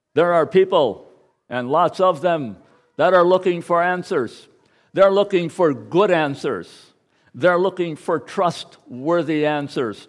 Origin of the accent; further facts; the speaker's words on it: United States; I am an American